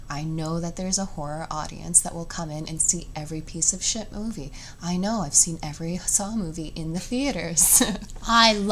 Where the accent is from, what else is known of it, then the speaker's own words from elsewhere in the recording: Canada; we're both Canadian.